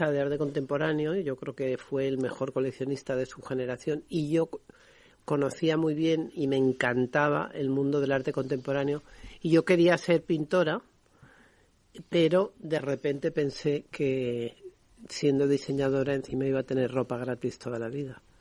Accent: Madrid, Community of Madrid, Spain; yo nací en Madrid.

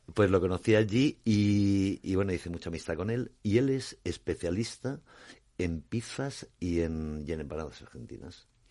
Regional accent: Alicante, Valencian Community, Spain; Mediterráneo donde yo vengo, soy, soy de Alicante

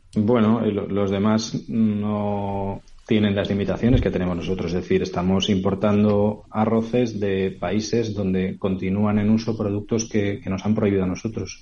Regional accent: Albufera de Valencia, Valencian Community, Spain; yo soy de Valencia, de la albufera de Valencia

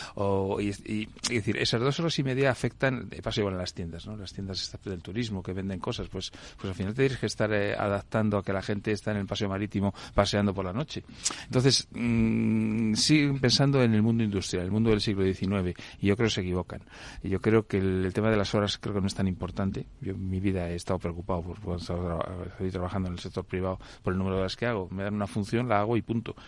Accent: Madrid, Community of Madrid, Spain; como madrileño

